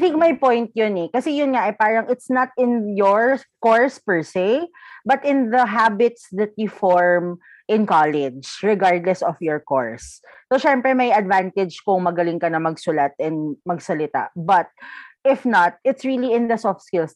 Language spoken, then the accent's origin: Tagalog; Philippines; I still choose to love the Philippines because Filipino ako. Because I'm a natural born Filipino.